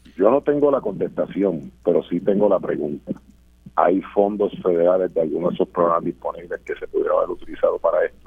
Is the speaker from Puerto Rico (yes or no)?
yes; Puerto Rico; como puertorriqueños